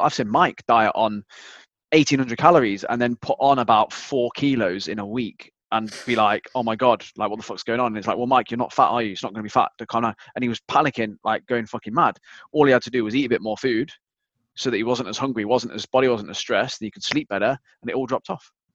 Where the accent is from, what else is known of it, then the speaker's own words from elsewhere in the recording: United Kingdom; I'm British